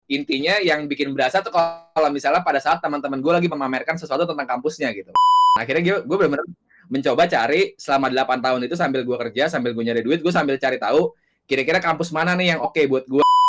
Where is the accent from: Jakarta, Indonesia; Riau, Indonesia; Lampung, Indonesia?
Jakarta, Indonesia; gue lahir dan besar di Jakarta